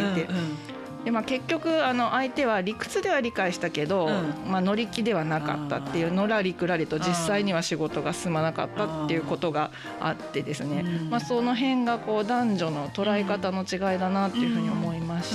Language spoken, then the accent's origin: Japanese; Fuchu, Tokyo, Japan; 子供の頃から府中に住んでる